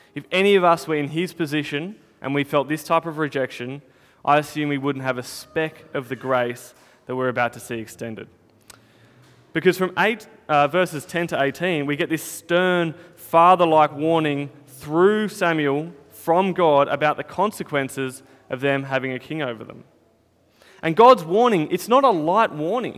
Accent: Northern Territory, Australia; now in Melbourne, Australia; when I was growing up in the Territory

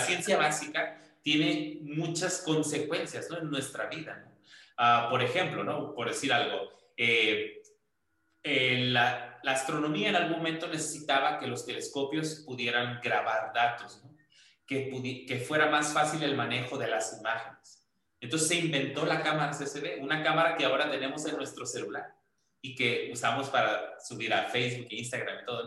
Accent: Culiacán, Sinaloa, Mexico; now in Morelia, Mexico; yo soy de Culiacán

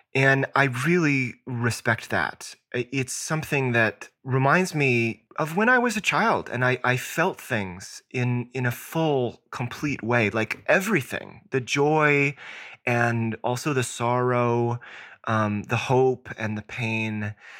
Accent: Southwest Virginia, United States; I grew up in Southwest Virginia

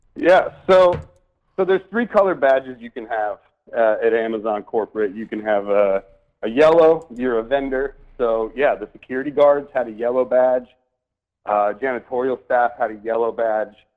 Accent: Michigan, United States; I'm a Midwest kid. I grew up in in Michigan, watched our jobs go away

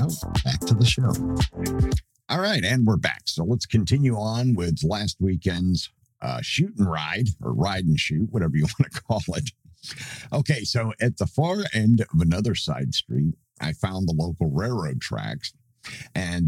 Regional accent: Troy, Pennsylvania, United States; now in Roxboro, United States; my hometown of Troy, Pennsylvania

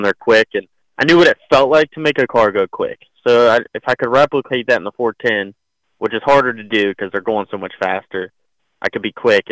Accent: Florida, United States; I'm from Florida

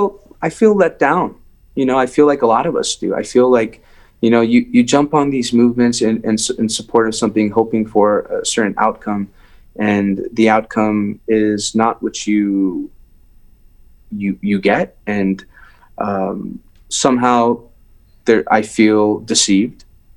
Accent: Iran; moved away; Because Iran had, I felt it had provided me, you know, I left

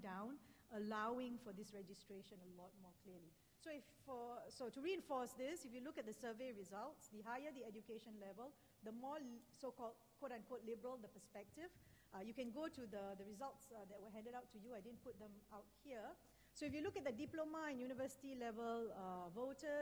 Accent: Singapore; as a Singaporean

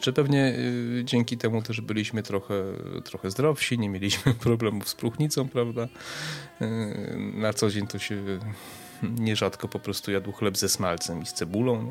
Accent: Przemyśl, Subcarpathian Voivodeship, Poland; pochodzę z Przemyśla, mieszkaliśmy w takim mieszkaniu na parterze

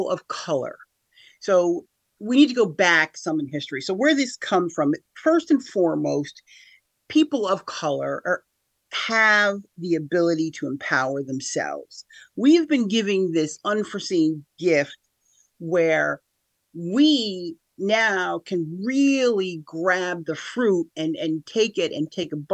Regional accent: Schenectady, New York, United States; also born or lived in Niskayuna; I'm from here, Capital Region of New York, born and raised in Schenectady.

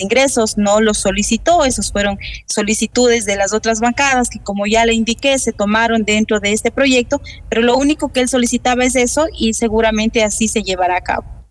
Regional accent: Ecuador; como ecuatorianos

